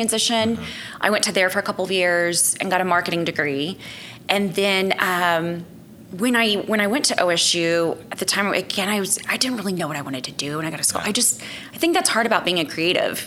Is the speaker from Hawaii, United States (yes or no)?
no; Enid, Oklahoma, United States; also born or lived in Colorado; I was born in Colorado. Okay. And then my parents moved us to Enid for my dad to take a better job